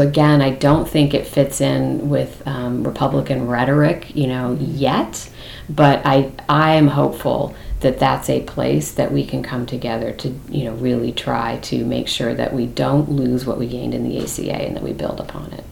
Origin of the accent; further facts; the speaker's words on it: California, United States; moved away; also born or lived in Massachusetts; where I grew up in California